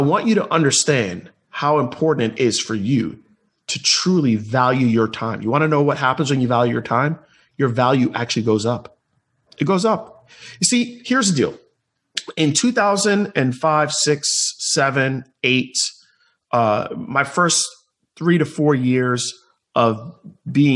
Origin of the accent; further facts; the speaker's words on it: Tampa, Florida, United States; my hometown here in Tampa Bay